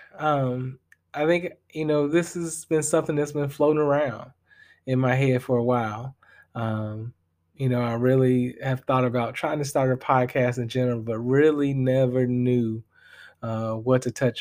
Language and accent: English; Chicago Heights, Illinois, United States; moved away as an adult; also born or lived in Bloomington, Indiana; I hail from the Chicagoland area, but I'm going to be real with y'all. I rep the 60411 Chicago Heights